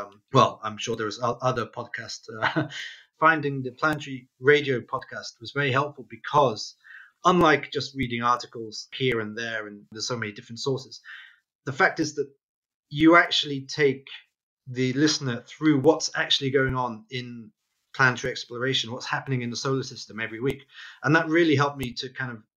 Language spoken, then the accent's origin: English; Wales, United Kingdom; growing up in Wales